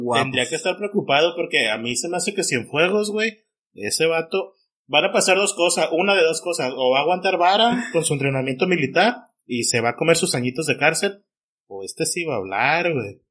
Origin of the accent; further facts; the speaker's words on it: Mexico; para mí como mexicano